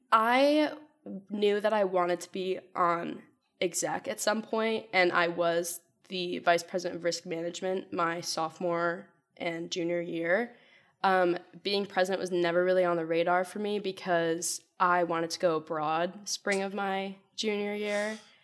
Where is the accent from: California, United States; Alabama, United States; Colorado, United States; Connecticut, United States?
Connecticut, United States; Wethersfield; I'm from Weathersfield, Connecticut, so not too far away